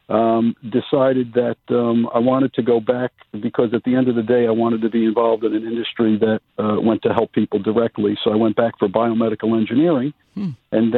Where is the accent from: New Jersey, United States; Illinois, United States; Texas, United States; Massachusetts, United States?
New Jersey, United States; I grew up in New Jersey